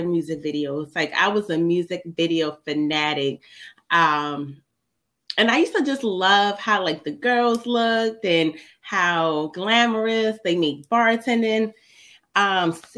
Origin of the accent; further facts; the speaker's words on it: Baltimore, Maryland, United States; I've been born and raised in Baltimore, Maryland